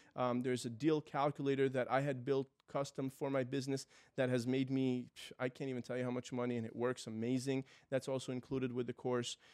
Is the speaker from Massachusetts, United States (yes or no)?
no; New York City, New York, United States; moved away as an adult; now in Florida, United States; My family's from Israel. I was born and raised in New York City